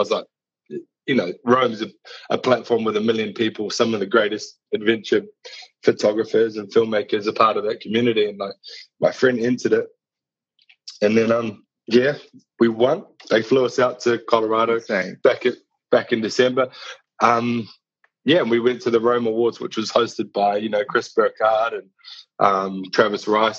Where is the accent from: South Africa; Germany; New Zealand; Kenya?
New Zealand; moved away as an adult; now in London, United Kingdom; I moved over from New Zealand to London in 10 years ago, in 2011, 9 years ago.